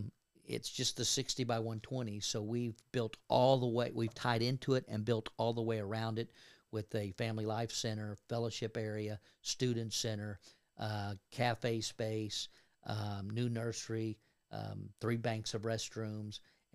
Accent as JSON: {"language": "English", "region": "Kentucky", "country": "United States", "tie": "born or raised there", "said": "I was raised in Northern Kentucky, so right across the river from Cincinnati, and I'm a Reds fan and a Bengals fan"}